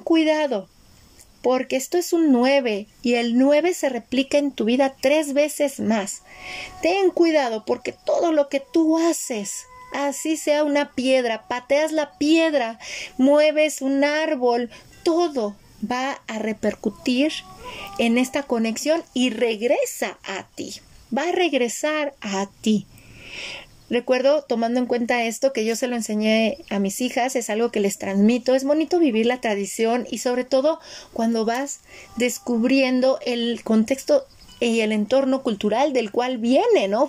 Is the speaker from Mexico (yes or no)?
yes; Mexico; yo nací en México y crecí en México